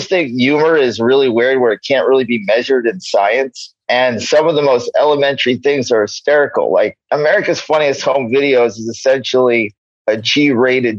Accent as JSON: {"language": "English", "region": "New York", "country": "United States", "tie": "born or raised there", "moved": "yes", "lives_now": "Los Angeles, United States", "said": "I grew up in New York. I live in L.A."}